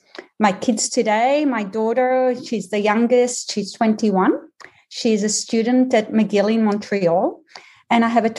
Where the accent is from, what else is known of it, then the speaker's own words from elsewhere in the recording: Israel; also born or lived in Australia / United States; now in Boston, United States; Well, I'll tell you straight off so that people don't spend time just trying to work out my accent, is that I am Israeli, Australian, and American, and I've lived in the Boston area for the last 20 years.